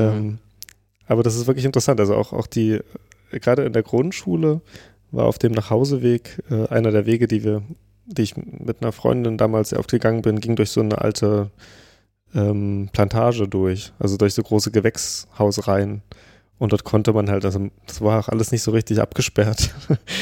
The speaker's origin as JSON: {"language": "German", "town": "Pößneck", "region": "Thuringia", "country": "Germany", "tie": "born or raised there", "said": "in Pösneck, also wo ich herkomme"}